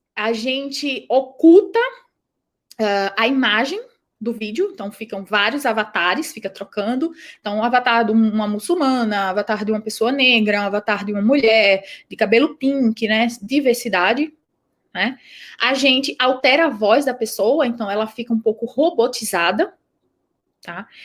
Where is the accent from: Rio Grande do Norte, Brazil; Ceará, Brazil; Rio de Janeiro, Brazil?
Rio Grande do Norte, Brazil; accent: nordestino; moved away as an adult; now in São Paulo, Brazil; o meu sotaque, eu não sou é, de São Paulo, daqui de São Paulo, eu sou nordestina, eu sou potiguar